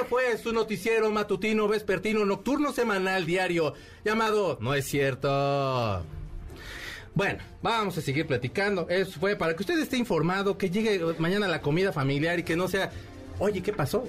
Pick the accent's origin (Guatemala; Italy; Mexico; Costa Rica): Mexico; por ser mexicano